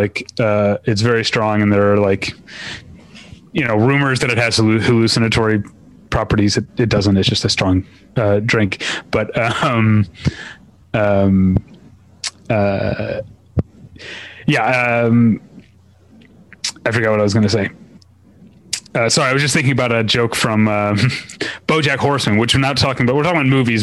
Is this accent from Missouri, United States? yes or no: yes; Missouri, United States; now in Los Angeles, United States; I grew up in Missouri